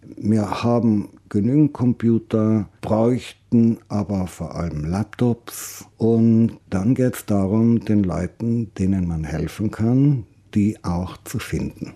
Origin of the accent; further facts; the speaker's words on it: South Tyrol, Trentino-Alto Adige, Italy; Bei uns in Südtirol